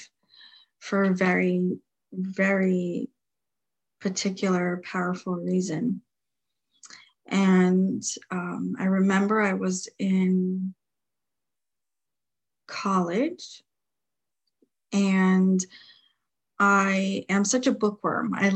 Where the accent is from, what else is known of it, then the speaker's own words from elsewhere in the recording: New Jersey, United States; moved away; my hometown of New Jersey